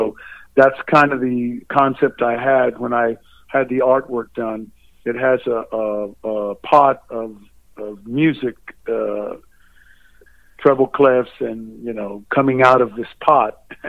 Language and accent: English; Brownsville, Texas, United States; moved away; It's always great to come down back to my roots, which is South Texas. I was born in Brownsville, Texas